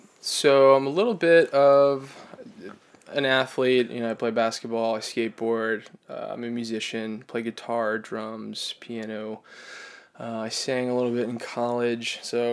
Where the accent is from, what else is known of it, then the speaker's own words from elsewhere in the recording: Florida, United States; now in New York, United States; I'm from Florida. I've lived in New York almost 2 years.